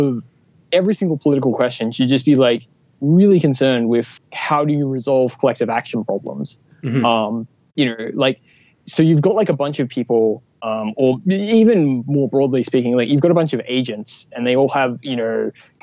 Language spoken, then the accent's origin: English; Australia; I'm an Australian, so like, I think like actually, I figured out like a couple weeks ago, like I'm actually one quarter convict